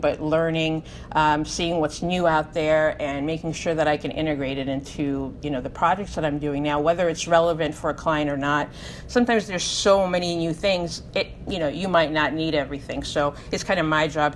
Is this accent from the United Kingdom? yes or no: no; Hungary; moved away; Growing up in Hungary